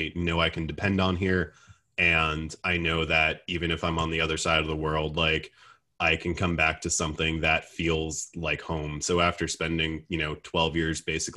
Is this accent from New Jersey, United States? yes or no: yes; New Jersey, United States; moved away as an adult; also born or lived in North Carolina / New York; now in Greenville, United States; I grew up in Jersey, and I left for college